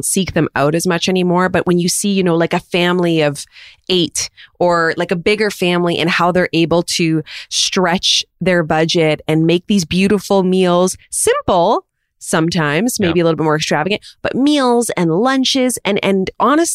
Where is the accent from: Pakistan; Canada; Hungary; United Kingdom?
Canada; Quebec; I'm from Quebec. We steam those burger buns.